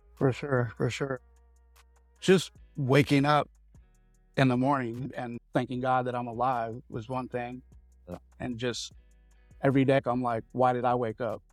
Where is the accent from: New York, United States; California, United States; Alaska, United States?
California, United States; San Francisco; was born and raised in San Francisco in my early years.